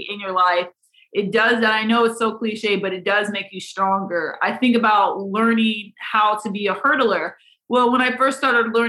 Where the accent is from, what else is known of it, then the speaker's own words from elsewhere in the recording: Iowa, United States; growing up in Iowa, that's just obviously where I'm from. So I wanted to honor the people in the area where I was raised